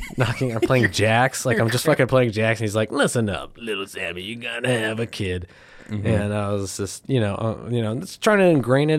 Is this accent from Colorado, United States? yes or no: yes; Pueblo, Colorado, United States; I'm from Pueblo.